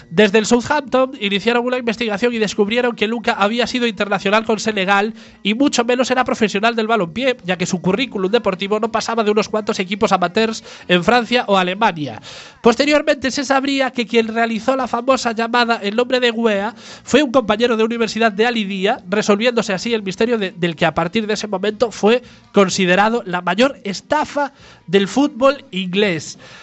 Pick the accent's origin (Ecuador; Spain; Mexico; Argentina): Spain; Galicia; en Galicia decimos prostituta y prostitución